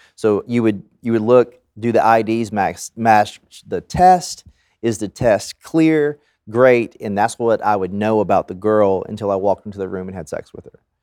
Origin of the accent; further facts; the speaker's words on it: the South, United States; growing up in the South